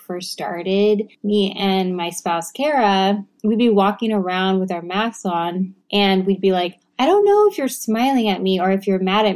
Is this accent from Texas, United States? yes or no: yes; Texas, United States; moved away; I'm from Texas and I say y'all and I'm never gonna stop